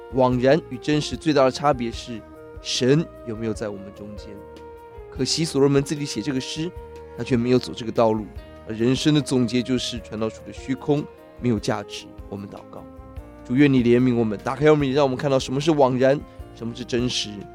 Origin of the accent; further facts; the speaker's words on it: Taiwan; 今天我们台湾人很看重房地产